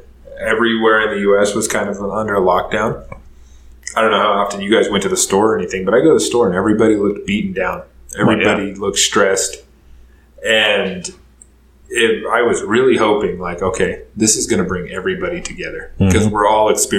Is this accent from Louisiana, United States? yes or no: no; Idaho, United States; growing up in Idaho, there was not many black kids. We had a few kids at school, and I was friends with a lot of them